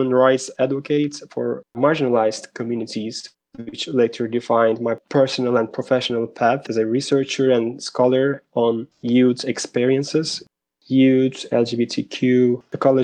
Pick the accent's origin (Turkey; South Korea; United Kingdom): Turkey; Turkey's West Coast; moved away as an adult; also born or lived in Istanbul / Ottawa, Canada; I was born and raised in Turkey's West Coast